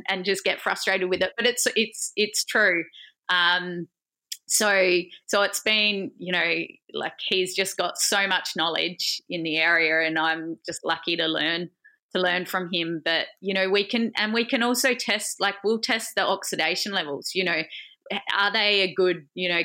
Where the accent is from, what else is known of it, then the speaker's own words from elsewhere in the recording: Adelaide, South Australia, Australia; moved away as an adult; now in Melbourne, Australia; I initially wasn't from Melbourne, so I was from Adelaide.